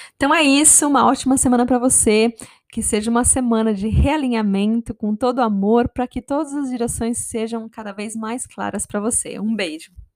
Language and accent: Portuguese; Brazil; eu cresci no Brasil